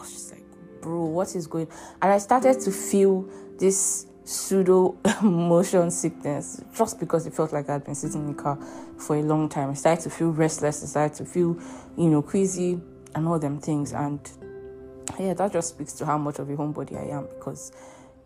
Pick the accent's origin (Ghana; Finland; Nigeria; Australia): Nigeria; also born or lived in Europe; As a Nigerian in Nigeria